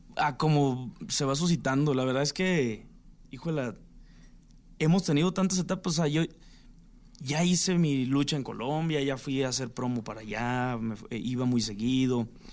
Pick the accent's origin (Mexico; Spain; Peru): Mexico; Sinaloa; yo soy de Sinaloa también